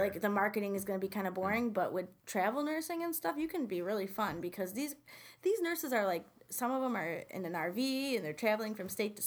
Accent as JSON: {"language": "English", "town": "Utica", "region": "New York", "country": "United States", "tie": "born or raised there", "also_born_or_lived": "Deerfield, New York", "said": "I was born and raised in Utica"}